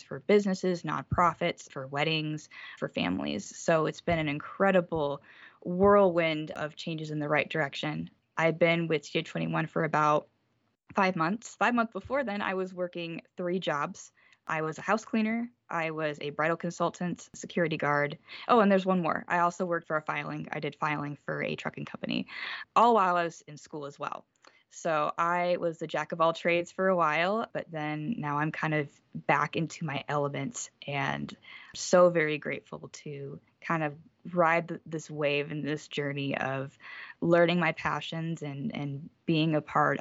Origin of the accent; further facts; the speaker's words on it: South Bend, Indiana, United States; I was born and raised in South Bend, Indiana, literally 5 minutes away from the Notre Dame campus